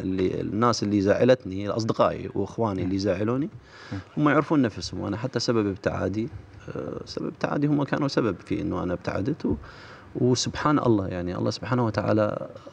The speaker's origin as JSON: {"language": "Arabic", "country": "Iraq", "said": "احنا عندنا بالعراق"}